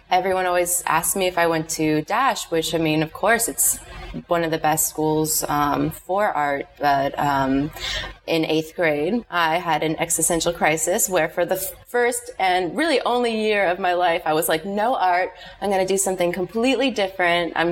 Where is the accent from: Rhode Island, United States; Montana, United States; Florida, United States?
Florida, United States; Miami; also born or lived in Boston, Massachusetts; I was born in Boston, but I moved to Miami when I was five, so grew up here.